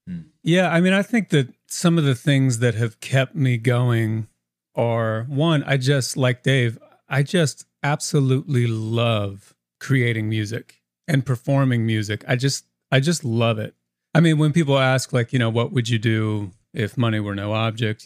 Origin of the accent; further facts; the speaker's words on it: Indiana, United States; moved away as an adult; now in Nashville, United States; I grew up in a really musical family in Indiana and the family is all still back in Indiana. I'm the only one down here in Nashville.